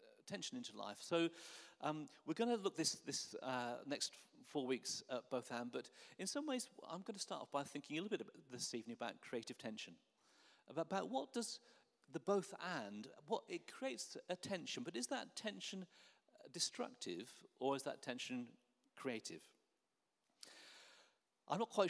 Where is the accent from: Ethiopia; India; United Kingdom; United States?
United Kingdom; Norwich, East of England; I grew up in Norwich, so I used to go and watch Norwich City play football